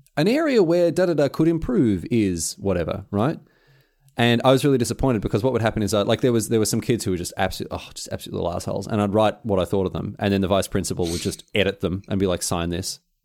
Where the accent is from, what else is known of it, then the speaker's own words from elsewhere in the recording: Melbourne, Victoria, Australia; fellow Australian, fellow Mel-, Melbourneian